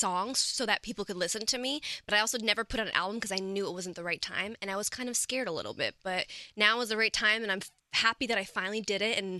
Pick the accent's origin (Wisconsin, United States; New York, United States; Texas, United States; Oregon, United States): New York, United States; Like, I'm from New York City.